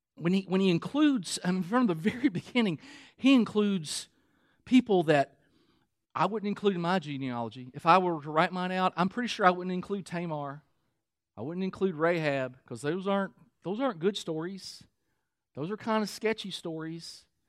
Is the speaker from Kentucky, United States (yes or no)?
yes; Kentucky, United States; moved away; I'm from Kentucky